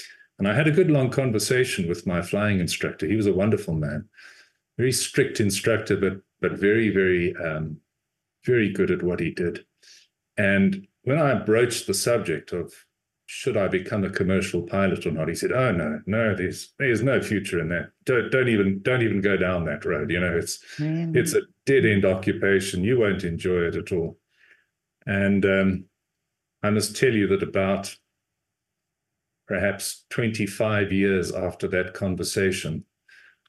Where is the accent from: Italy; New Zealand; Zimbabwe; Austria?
Zimbabwe; moved away; also born or lived in South Africa; I actually was born and raised in Rhodesia, which is now Zimbabwe